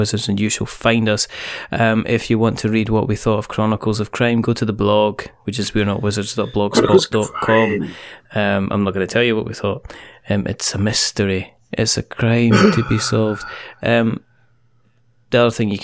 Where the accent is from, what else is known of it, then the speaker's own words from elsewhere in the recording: Fife, Scotland, United Kingdom; I am from Fife